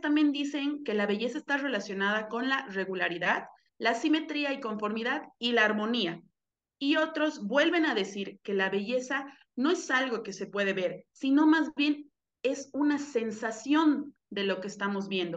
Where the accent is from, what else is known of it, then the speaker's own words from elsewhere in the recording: Cochabamba, Bolivia; moved away as an adult; also born or lived in Mexico City, Mexico; Yo soy de Cochabamba, Bolivia, y ahorita vivo aquí desde menos de un año que regresé aquí, aquí a mi país